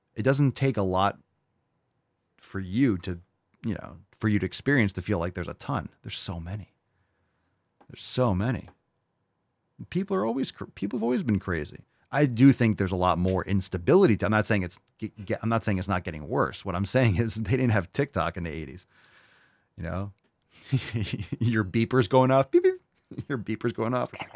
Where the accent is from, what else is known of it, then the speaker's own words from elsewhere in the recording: New York City, New York, United States; I grew up in New York City. I was born in New York City. I was born in the village